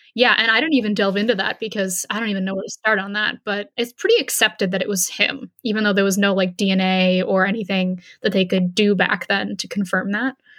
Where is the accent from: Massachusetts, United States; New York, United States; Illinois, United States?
Massachusetts, United States; Hanson; growing up in Hanson and with a large family